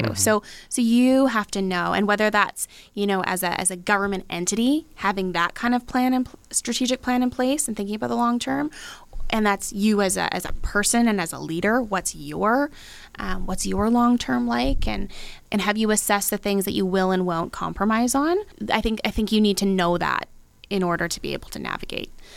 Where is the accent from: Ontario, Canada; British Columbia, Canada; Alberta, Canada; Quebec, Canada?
British Columbia, Canada; Abbotsford; I love Abbotsford. That's you know that's that's where I grew up